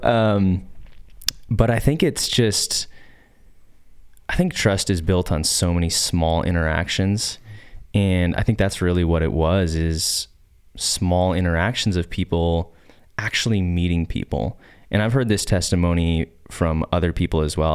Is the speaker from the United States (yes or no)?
yes; Nampa, Idaho, United States; I grew up here in Boise. actually in Nampa